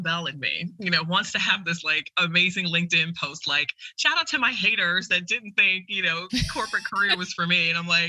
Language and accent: English; Jamaica; I'm Jamaican.